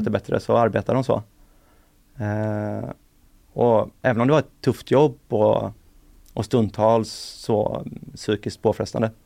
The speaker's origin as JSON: {"language": "Swedish", "country": "Sweden", "said": "jag var från Sverige"}